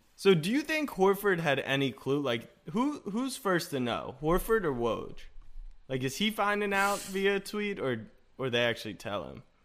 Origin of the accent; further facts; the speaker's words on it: Maryland, United States; I'm from Maryland and went to McDonough, and I played against Phil